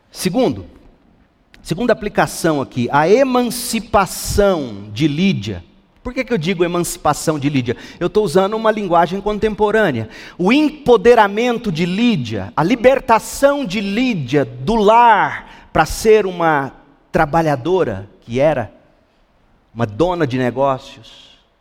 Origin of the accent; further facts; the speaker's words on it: Goiás, Brazil; Eu sou goiano